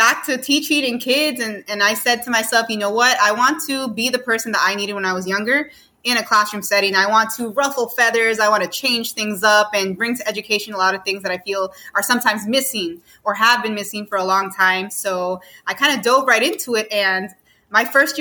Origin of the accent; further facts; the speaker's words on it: New York City, New York, United States; also born or lived in Miami, Florida; now in South Carolina, United States; I was born and raised in New York. So Queens, Jackson Heights is like my birthplace